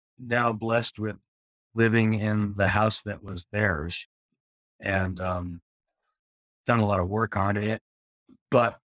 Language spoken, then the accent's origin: English; Morris County, New Jersey, United States; moved away as an adult; also born or lived in San Francisco / East Bay; now in Sebastopol, United States; I grew up in New Jersey, right on the edge of rural and suburban New Jersey